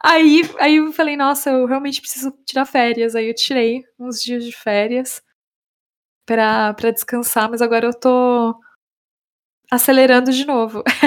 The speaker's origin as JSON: {"language": "Portuguese", "country": "Brazil", "moved": "as an adult", "lives_now": "Estonia", "said": "para nós brasileiros"}